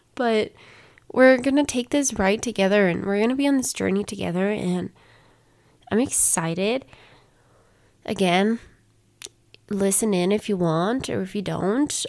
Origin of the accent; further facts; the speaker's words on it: Colorado, United States; first language Spanish; English is a second language; I was born and raised in Colorado